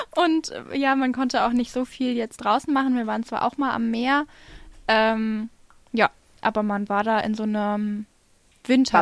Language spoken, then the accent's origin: German; Hesse, Germany; die Amina und ich, wir kommen aus Hessen